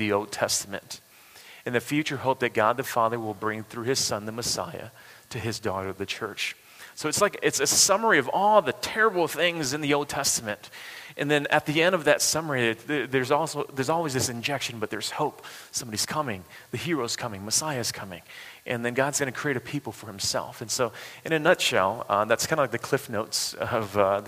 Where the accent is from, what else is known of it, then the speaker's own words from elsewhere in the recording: United States; I'm an American.